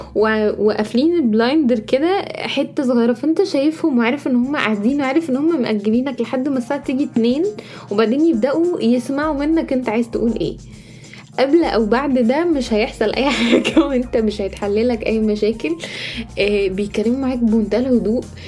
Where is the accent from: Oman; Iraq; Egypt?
Egypt; moved away as an adult; now in United States; إحنا كمصريين